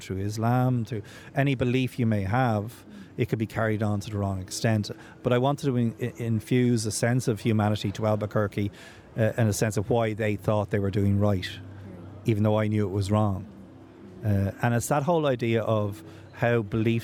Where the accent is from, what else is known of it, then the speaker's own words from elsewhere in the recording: Ireland; I'm an Irish guy and I don't speak Arabic.